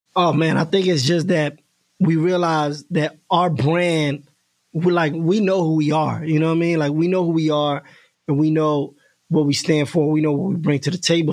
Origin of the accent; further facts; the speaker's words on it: New York, United States; I was from New York